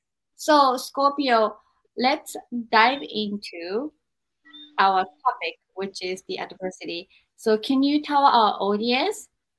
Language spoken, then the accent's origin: English; Japan; moved away; when I was growing up in Japan